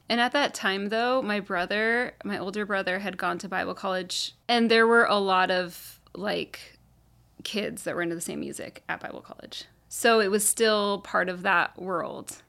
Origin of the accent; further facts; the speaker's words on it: Carlsbad, California, United States; also born or lived in Laguna Beach / Orange County; we moved to Carlsbad, and I've basically lived here the rest of my life